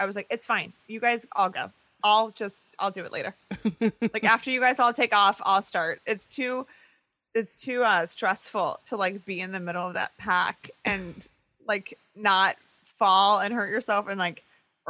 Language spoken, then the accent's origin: English; Midwest, United States; I'm a pescatarian now, but I grew up in the Midwest where, you know, my parents grew up on farms, and so there's a lot of meat in my house